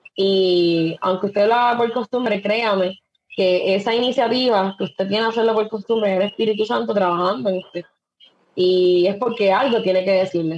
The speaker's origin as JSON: {"language": "Spanish", "town": "Las Marías", "country": "Puerto Rico", "tie": "born or raised there", "said": "yo soy del de Pueblo de las Marías, un pueblo en la montaña, eh, siempre he vivido aquí, siempre he sido de aquí"}